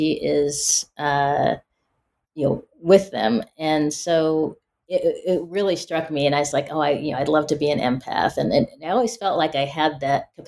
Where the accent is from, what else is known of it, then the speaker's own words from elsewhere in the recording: Pacific Northwest, United States; growing up in the Pacific Northwest, uh, you know, people assume when you're black, oh, you grew up in the South or in the inner city or you're urban.